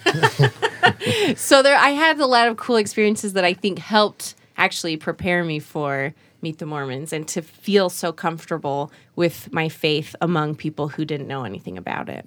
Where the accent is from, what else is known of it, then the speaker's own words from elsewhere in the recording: Utah, United States; moved away as an adult; also born or lived in Korea / New York City; I grew up in Korea till I was about eight and then moved to Utah